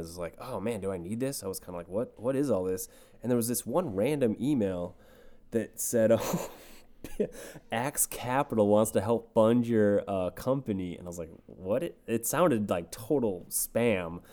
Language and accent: English; Red Wing, Minnesota, United States; moved away as an adult; now in Los Angeles, United States; me growing up in Red Wing, Minnesota